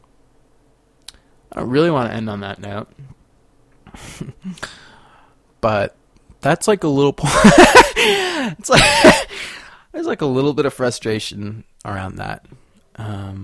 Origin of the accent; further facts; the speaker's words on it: Sacramento, California, United States; now in Paonia, United States; I guess I'm from Sacramento.